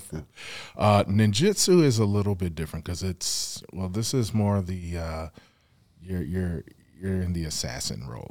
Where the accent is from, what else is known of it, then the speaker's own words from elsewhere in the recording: Evanston, Illinois, United States; also born or lived in New York City, New York / Lawton, Oklahoma; I grew up in Evanston, Illinois